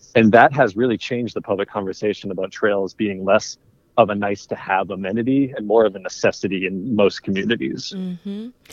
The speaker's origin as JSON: {"language": "English", "region": "Maryland", "country": "United States", "tie": "born or raised there", "said": "I grew up in Maryland most of my life"}